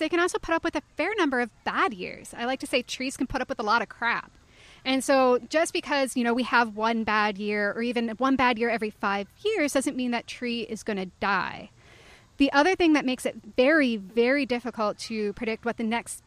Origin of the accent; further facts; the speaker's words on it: the Appalachians, United States; I grew up in the Appalachians